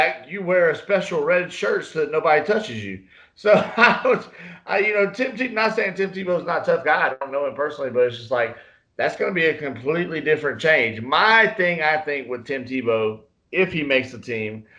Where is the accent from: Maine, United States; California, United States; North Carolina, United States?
North Carolina, United States; now in Texas, United States; I'm from North Carolina.